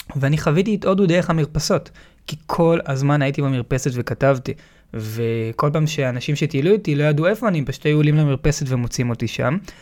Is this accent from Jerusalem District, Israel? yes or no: no; Tel Aviv, Tel Aviv District, Israel; וגדלתי בתל אביב